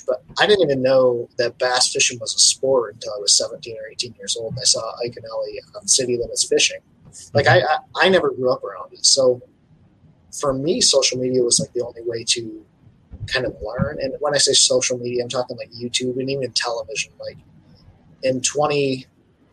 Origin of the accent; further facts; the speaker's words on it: Michigan, United States; This is Michigan, and I'm from right here.